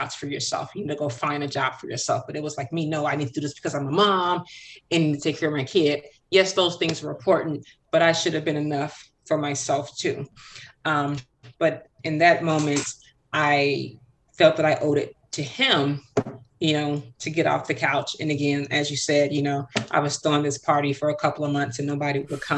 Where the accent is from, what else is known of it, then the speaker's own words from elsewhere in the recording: Chicago, Illinois, United States; I was born and raised in Chicago